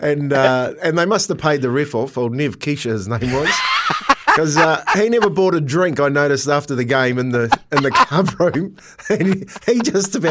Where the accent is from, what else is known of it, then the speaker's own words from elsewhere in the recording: Waitara, Taranaki, New Zealand; By country, it's Waitara, mate. It's my hometown